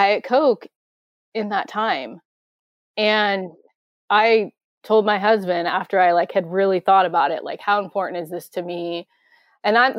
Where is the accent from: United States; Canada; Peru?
United States; Grays Harbor, Washington; how hillbilly I am from Grays Harbor